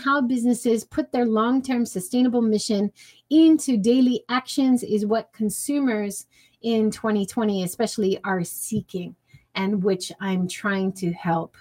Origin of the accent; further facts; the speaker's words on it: Hawaii, United States; I grew up in Hawaii